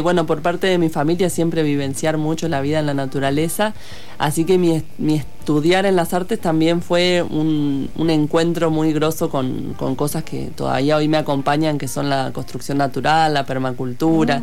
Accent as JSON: {"language": "Spanish", "country": "Argentina", "also_born_or_lived": "El Hoyo", "said": "los tengo en mi casa en Argentina"}